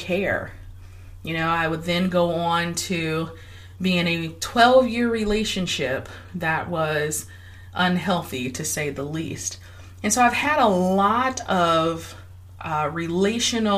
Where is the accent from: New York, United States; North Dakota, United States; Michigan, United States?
Michigan, United States; Detroit; I was born and raised in Detroit, Michigan.